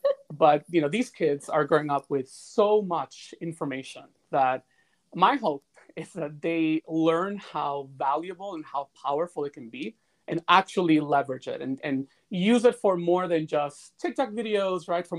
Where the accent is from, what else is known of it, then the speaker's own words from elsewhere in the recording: Bronx, New York, United States; And that's what I saw when I was growing up in the Bronx.